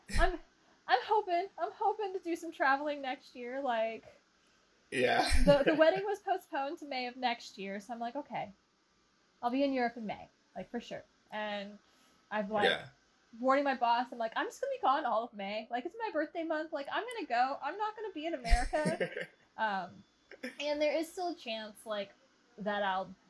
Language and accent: English; Texas, United States; I grew up in Texas